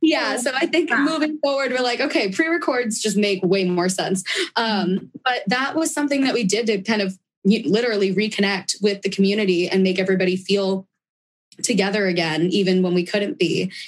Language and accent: English; San Diego, California, United States; being from San Diego